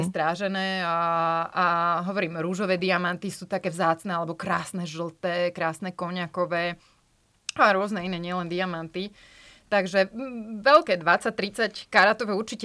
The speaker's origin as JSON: {"language": "Slovak", "country": "Slovakia", "also_born_or_lived": "France", "moved": "as an adult", "said": "ako obyčajný Slovák"}